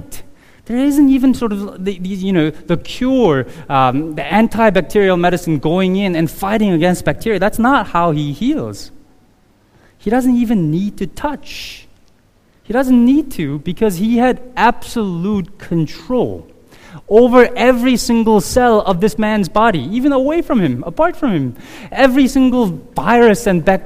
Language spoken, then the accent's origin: English; South Korea; moved away; in my neighborhood growing up in Korea in the early 80s